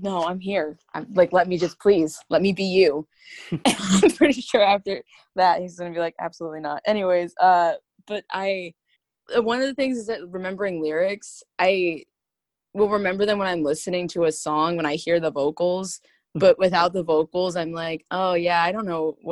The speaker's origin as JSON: {"language": "English", "town": "Norwalk", "region": "Connecticut", "country": "United States", "tie": "born or raised there", "said": "my hometown in Norwalk, Connecticut, and my friends like that I went to school"}